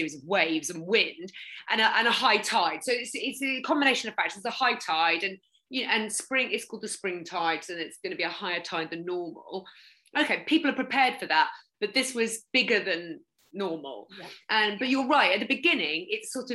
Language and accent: English; Norfolk, East of England, United Kingdom; I'm from Norfolk